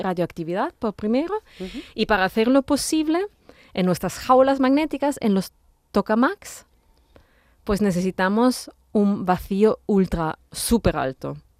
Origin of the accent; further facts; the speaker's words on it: Austria; Spanish is a second language; moved away as an adult; also born or lived in Vienna, Austria / Italy; now in Seville, Spain; mis padres ya se mudaron a Austria, a varios sitios en Austria, y bueno, ahí hice el instituto, el colegio, el instituto